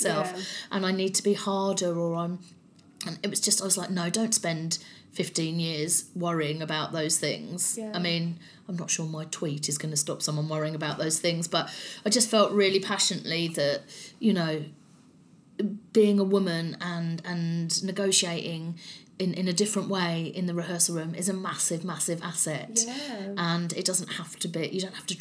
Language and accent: English; London, United Kingdom; accent: strong South London; I'm from South London, I have a strong South London accent